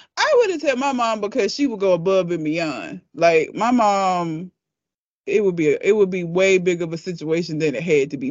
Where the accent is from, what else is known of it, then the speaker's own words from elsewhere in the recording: United States; I am an American